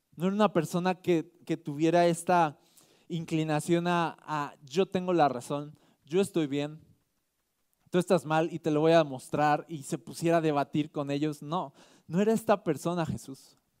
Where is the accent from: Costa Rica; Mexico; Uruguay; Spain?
Mexico; nosotros somos mexicanos